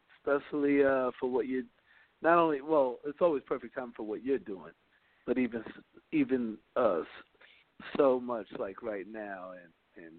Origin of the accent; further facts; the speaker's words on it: New York City, New York, United States; I'm from Brooklyn, New York. Born and raised in Brooklyn, New York